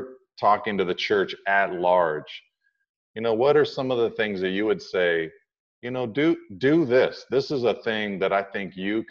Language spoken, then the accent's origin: English; Pacific Grove, California, United States; growing up in Pacific Grove, California, it was not a very diverse community